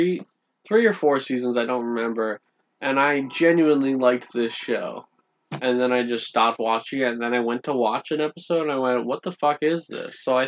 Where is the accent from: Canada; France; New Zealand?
Canada; Niagara Falls, Ontario; I'm from Niagara Falls. Everyone there just kind of gave up on life.